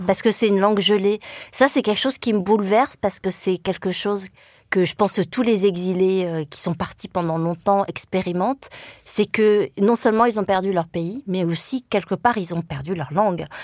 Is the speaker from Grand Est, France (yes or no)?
no; Le Mans, Pays de la Loire, France; first language Vietnamese; French is a second language; j'ai grandi au Mans, dans la Sarthe